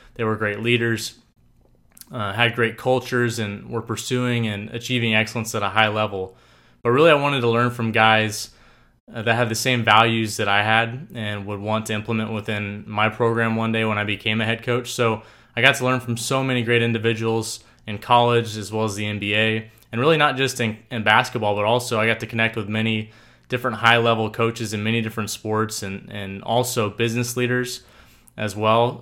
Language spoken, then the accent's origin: English; Tulsa, Oklahoma, United States; I grew up in Tulsa, Oklahoma